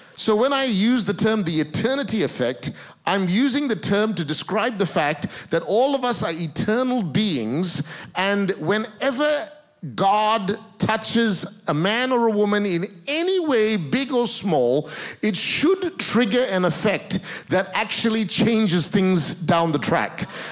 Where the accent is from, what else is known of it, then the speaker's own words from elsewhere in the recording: Malaysia; also born or lived in Singapore; now in Australia; I was born in Singapore. I grew up in Malaysia, but my grandparents originally are Indian descent. My citizenship is in Australia